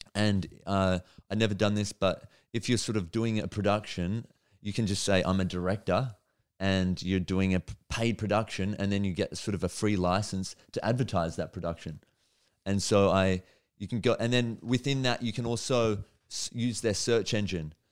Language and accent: English; Melbourne, Victoria, Australia; also born or lived in New York; I'm, I'm from Melbourne